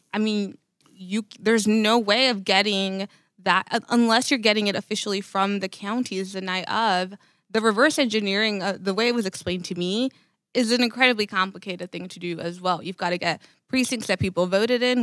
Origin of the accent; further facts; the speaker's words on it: Laredo, Texas, United States; I'm from Laredo